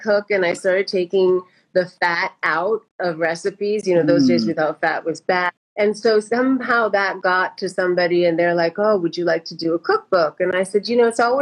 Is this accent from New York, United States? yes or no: no; La Puente, California, United States; also born or lived in India; I grew up in La Puente